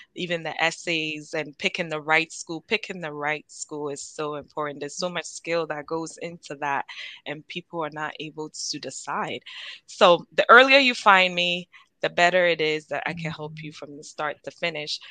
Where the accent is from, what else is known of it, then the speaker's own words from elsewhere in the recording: Ghana; now in United States; I'm Ghanaian